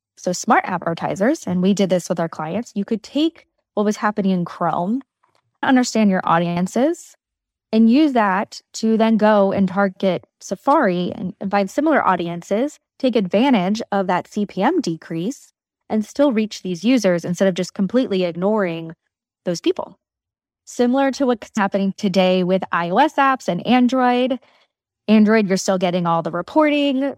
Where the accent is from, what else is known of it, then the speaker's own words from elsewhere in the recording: North Carolina, United States; moved away as an adult; now in New York City, United States; I grew up in North Carolina.